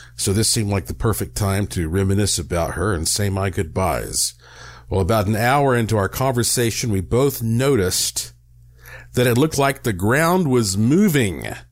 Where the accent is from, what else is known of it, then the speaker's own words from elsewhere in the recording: Western North Carolina, United States; Growing up in Western North Carolina